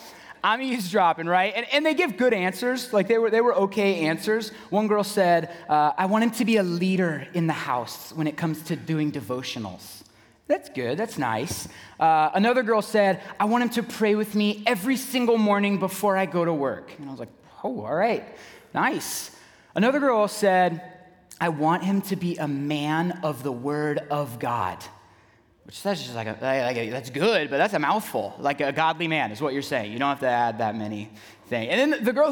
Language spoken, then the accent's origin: English; San Diego, California, United States; moved away as an adult; also born or lived in Knoxville, Tennessee; now in Waukesha, United States; Originally, I'm from San Diego, California